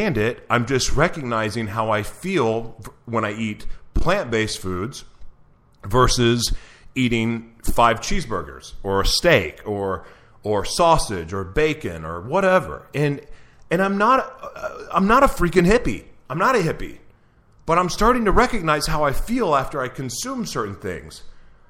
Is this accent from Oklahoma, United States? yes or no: yes; Oklahoma, United States; I'm from Oklahoma